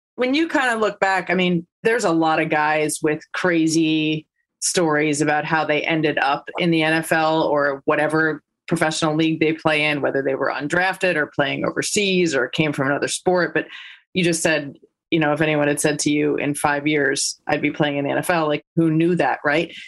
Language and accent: English; Livingston, New Jersey, United States; I grew up in Livingston